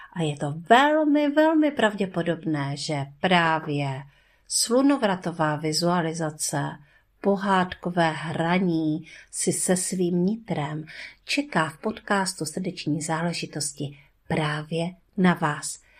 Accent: Březová, Czechia; já jsem z Březové

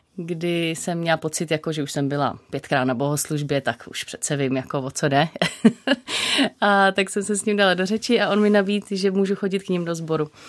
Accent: Prague, Czechia; jsem vyrostla v Praze

